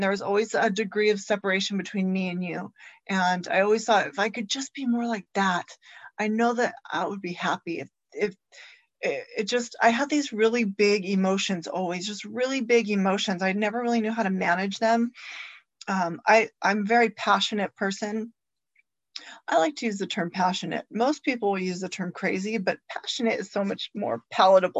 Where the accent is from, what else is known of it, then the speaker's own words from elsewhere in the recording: Santa Ana, California, United States; I grew up in Santa Ana, and I come from a long line of alcoholics